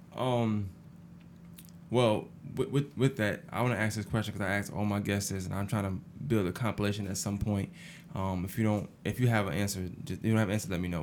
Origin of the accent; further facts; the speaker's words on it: New York City, New York, United States; now in Augusta, United States; I'm from Brooklyn, New York